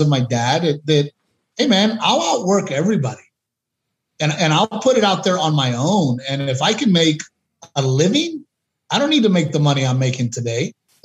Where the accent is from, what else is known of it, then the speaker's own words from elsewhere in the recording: United States; a Mexican American like me, my wife, my family